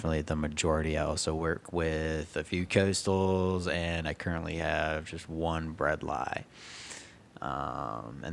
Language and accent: English; Beaufort, South Carolina, United States; also born or lived in Manitowoc, Wisconsin; I was born in a little place called Manitowoc, Wisconsin. I was raised over here in Beaufort, South Carolina